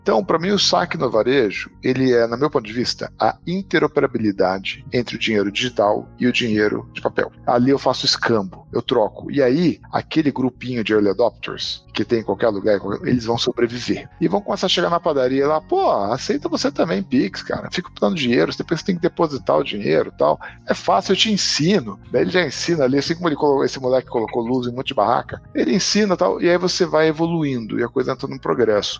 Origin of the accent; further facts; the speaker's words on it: Alumínio, São Paulo, Brazil; also born or lived in Sorocaba; Eu nasci em Sorocaba, na verdade, porque eu era de alumínio, é um distrito de Mairink, que agora virou cidade